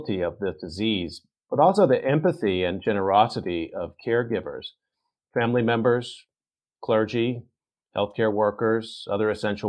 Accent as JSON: {"language": "English", "region": "Texas", "country": "United States", "tie": "born or raised there", "said": "I grew up in Texas"}